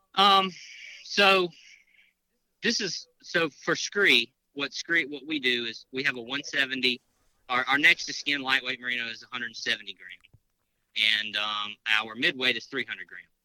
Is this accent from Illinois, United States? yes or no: no; Mississippi, United States; now in Louisiana, United States; I live in Louisiana. I'm from Mississippi